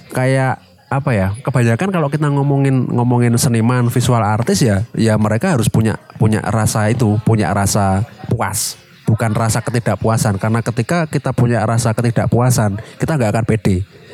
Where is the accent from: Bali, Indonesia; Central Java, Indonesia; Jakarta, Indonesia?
Central Java, Indonesia; Semarang; kota kita di Semarang.